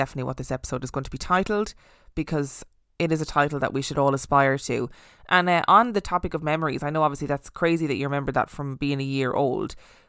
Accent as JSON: {"language": "English", "town": "Spotsylvania", "region": "Virginia", "country": "United States", "tie": "born or raised there", "said": "I've seen soldiers, an old lady in a rocking chair, a cowboy, and random dark figures in the house I grew up in Spotsylvania, Virginia."}